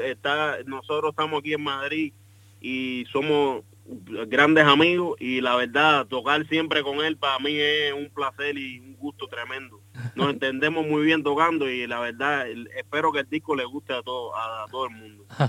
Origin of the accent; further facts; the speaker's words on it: Cuba; moved away; nosotros venimos estudiando juntos desde Cuba y nosotros tocamos tocamos juntos en Cuba